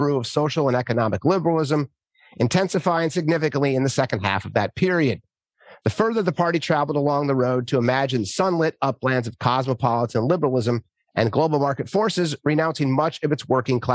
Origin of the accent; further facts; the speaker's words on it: Minnesota, United States; moved away; also born or lived in Northern California / San Francisco / New York City; I grew up in Minnesota, which is the Midwest here in the United States